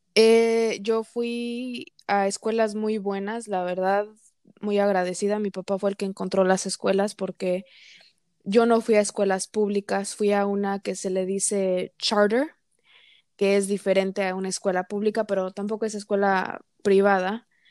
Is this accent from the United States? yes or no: yes; United States; soy considerada minoría porque soy mujer y porque soy mexicana-americana